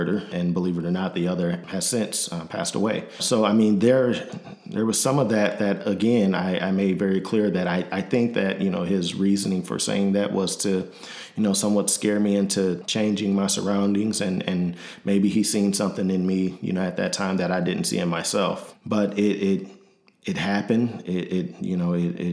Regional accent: Michigan City, Indiana, United States; moved away as an adult; also born or lived in Grand Rapids, Michigan / Nashville, Tennessee; now in Illinois, United States; I'm originally from Michigan City, Indiana. Born and raised

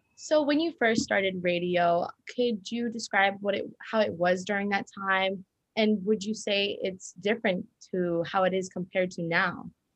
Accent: Bayonne, New Jersey, United States; I'm from Bayonne, New Jersey

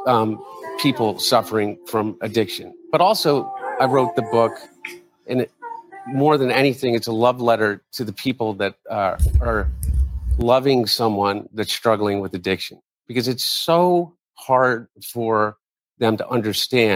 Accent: Wilmington, Delaware, United States; my brother and I, we grew up in Wilmington

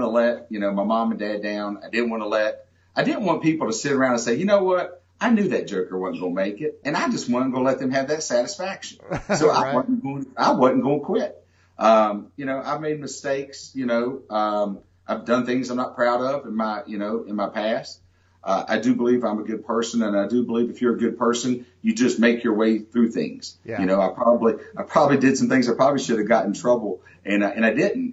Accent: McDowell County, Southern West Virginia, United States; accent: Southern West Virginia twang; also born or lived in Bluefield, West Virginia; I was born and raised in Southern West Virginia. I still have my Southern West Virginia twang.

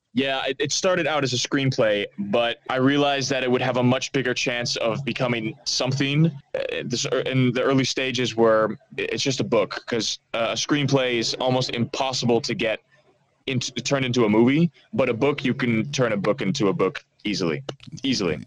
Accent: Netherlands; first language Dutch; English is a second language; moved away as an adult; also born or lived in Amsterdam; I'm, I'm a half American, but I lived in uh, the Netherlands for most of my life

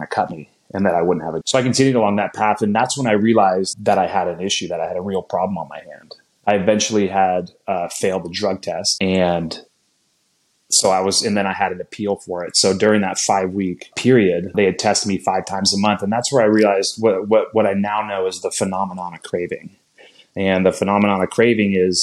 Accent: Napa, California, United States; born and raised in Napa, California

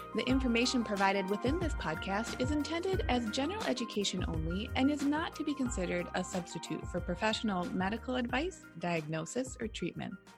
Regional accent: Minnesota, United States; now in Portland, United States; as a Minnesotan

